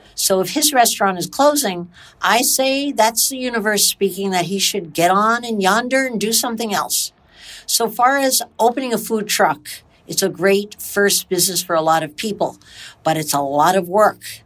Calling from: Toronto, Ontario, Canada; I'm calling from Toronto, Canada

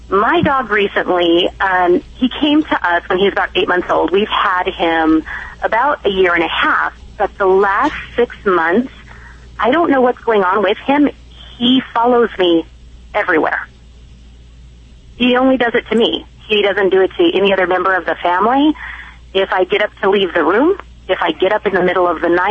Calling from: Alta Loma, California, United States; Alta Loma, California.

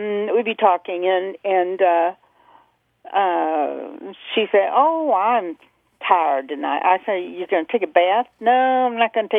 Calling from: Indianapolis, Indiana, United States; calling from Indianapolis.

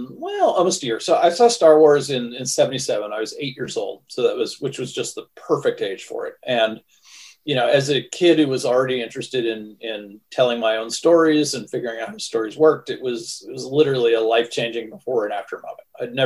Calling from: Brooklyn, New York, United States; I'm here in Brooklyn.

